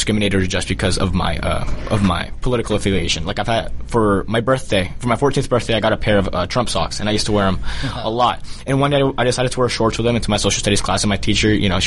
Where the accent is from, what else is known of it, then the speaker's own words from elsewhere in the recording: Colombia; now in United States; I was born in Colombia. I'm a native born Colombian, but an American first